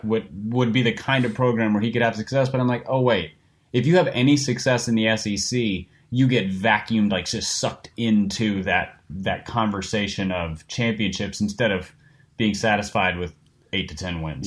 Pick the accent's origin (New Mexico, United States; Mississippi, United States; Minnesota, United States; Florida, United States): Minnesota, United States; I grew up in Minnesota.